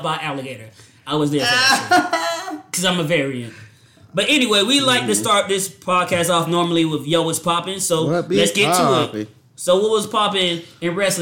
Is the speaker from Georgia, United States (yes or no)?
yes; Georgia, United States; I'm from Georgia. I was raised by women.